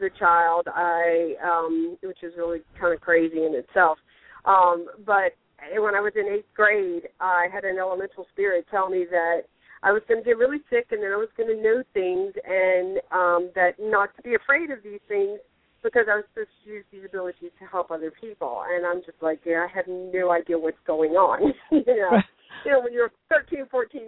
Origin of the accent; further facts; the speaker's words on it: the Bible Belt, the South, United States; also born or lived in North Carolina; now in Florida, United States; I grew up in the Bible Belt